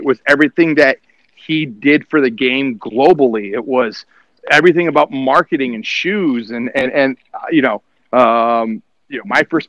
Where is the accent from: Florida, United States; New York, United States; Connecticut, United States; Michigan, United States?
Michigan, United States; Detroit; now in Fresno, United States; I grew up in Metro Detroit. I grew up in the suburbs.